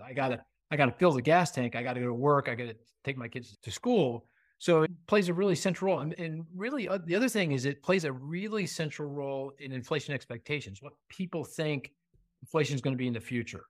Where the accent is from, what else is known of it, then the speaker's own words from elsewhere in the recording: Pennsylvania, United States; I'm from Pennsylvania. I live in the suburbs of Philly.